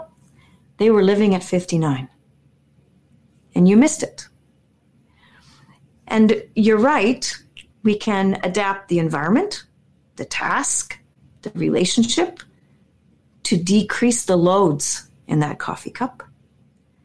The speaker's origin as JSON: {"language": "English", "town": "Winnipeg", "region": "Manitoba", "country": "Canada", "said": "I'm this girl from Winnipeg"}